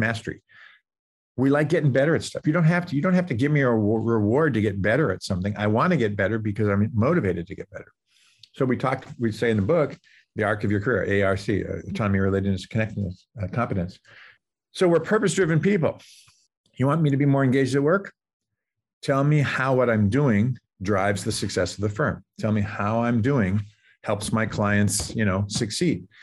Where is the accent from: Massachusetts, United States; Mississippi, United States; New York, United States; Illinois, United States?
Massachusetts, United States; Boston; moved away as an adult; also born or lived in Cincinnati, Ohio; now in Silicon Valley, United States; I grew up in the Boston area